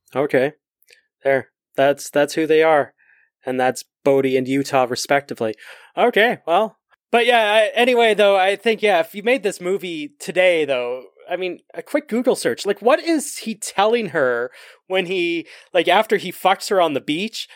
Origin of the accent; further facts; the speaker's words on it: Canada; we're Canadian